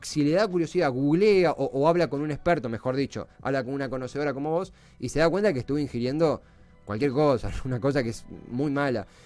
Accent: Avellaneda, Buenos Aires Province, Argentina; yo soy de Herley, de Avellaneda

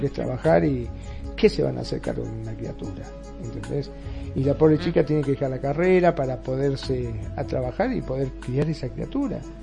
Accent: Argentina; ahora aquí en mi país, en Argentina

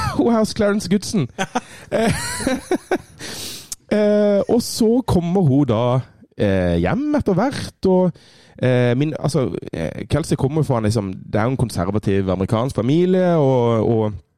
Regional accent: Kristiansand, Agder, Norway; moved away; Jeg var hjemme i Kristiansand

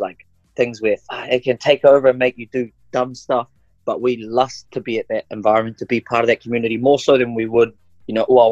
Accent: New Zealand; first language Maori; English is a second language; also born or lived in Auckland; I'm just a Kiwi boy on Aotearoa.

